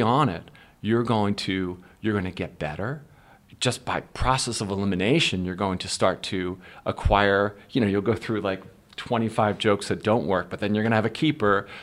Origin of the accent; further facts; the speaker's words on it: Philadelphia, Pennsylvania, United States; also born or lived in Warminster, Pennsylvania; growing up in Philly